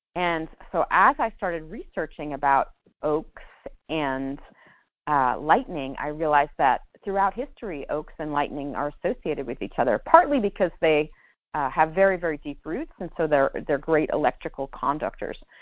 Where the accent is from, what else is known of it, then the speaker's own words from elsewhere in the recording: New York, United States; moved away; I'm a Jew from New York